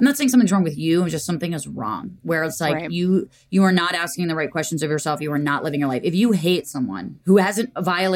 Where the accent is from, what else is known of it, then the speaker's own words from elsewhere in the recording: Montclair, New Jersey, United States; In the house I was born and raised